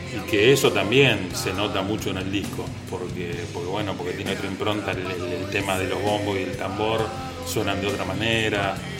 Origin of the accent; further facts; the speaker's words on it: Tablada, Buenos Aires Province, Argentina; moved away; Yo soy de Tablada